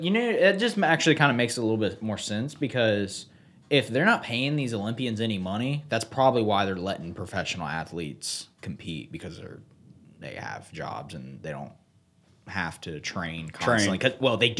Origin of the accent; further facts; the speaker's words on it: Vidalia, Georgia, United States; So I was born in Vidalia, Georgia in 96.